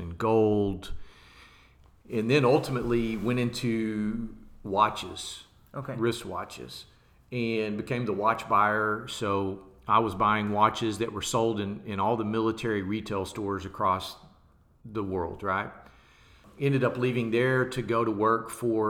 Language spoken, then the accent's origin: English; Dallas, Texas, United States; also born or lived in Lubbock, Texas; I was born and raised in Dallas, Texas